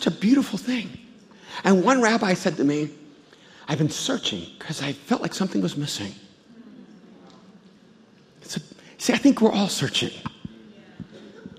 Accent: El Salvador; moved away

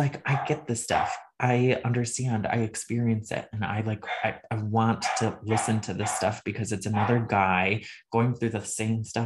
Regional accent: Northern Michigan, United States; moved away; Rural, small town, Northern Michigan, like up by the Great Lakes.

